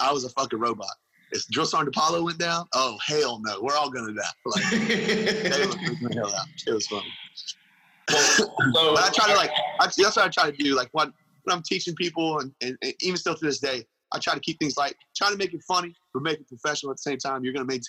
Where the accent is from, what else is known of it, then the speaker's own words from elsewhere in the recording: Louisiana, United States; because I was from Louisiana. No one could understand what I would say.